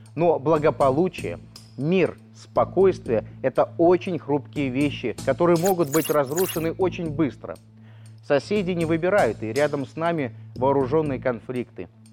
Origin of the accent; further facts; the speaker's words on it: Belarus; я, гражданин Республики Беларусь